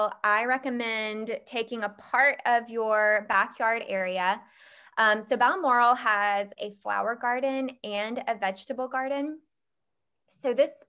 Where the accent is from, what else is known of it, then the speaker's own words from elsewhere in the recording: Georgia, United States; I grew up in Georgia where we've got a family farm